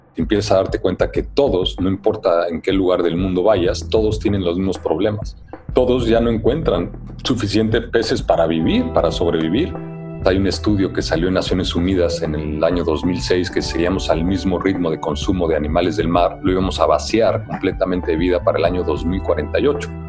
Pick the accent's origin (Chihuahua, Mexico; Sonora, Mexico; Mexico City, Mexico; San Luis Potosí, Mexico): Mexico City, Mexico; aunque nací en Ciudad de México